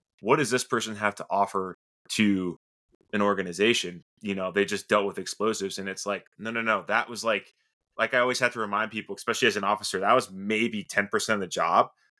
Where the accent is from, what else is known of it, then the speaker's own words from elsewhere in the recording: Sarasota, Florida, United States; I was born and raised in Sarasota, Florida